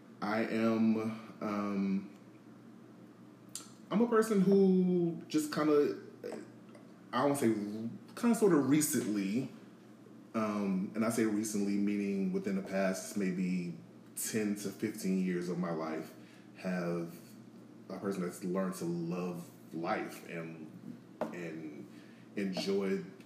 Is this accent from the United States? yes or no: yes; New Orleans, Louisiana, United States; now in Atlanta, United States; But yeah, I'm originally from New Orleans. I've been in Atlanta for nearly 13 years now.